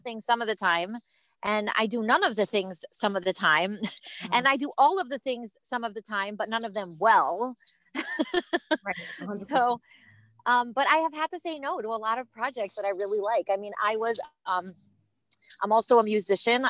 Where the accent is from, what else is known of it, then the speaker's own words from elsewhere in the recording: Cleveland, Ohio, United States; I was raised in Cleveland, Ohio, and that's where I live today.